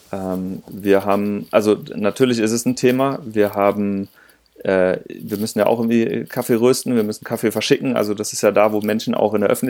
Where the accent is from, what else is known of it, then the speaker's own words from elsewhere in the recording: Rhineland, Germany; in meiner Heimat. Ich bin ja Rheinländer und ähm, immer, wenn ich da mal meine Eltern besuche